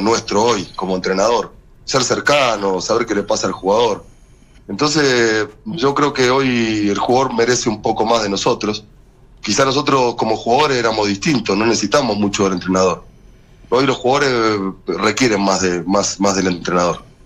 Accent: Buenos Aires, Argentina; moved away as an adult; also born or lived in Spain / Mendoza / Córdoba / Jujuy; now in Providencia, Chile; Crecí en una panadería en Villaluros, muy cerca de la, de la cancha de Vélez

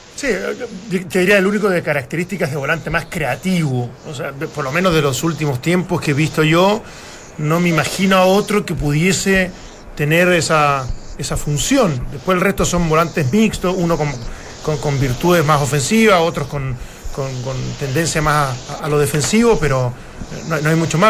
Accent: Chile

